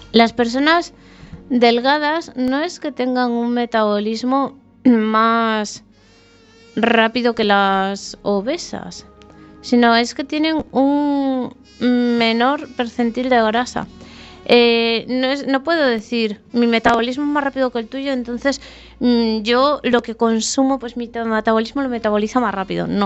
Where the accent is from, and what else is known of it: Asturias, Spain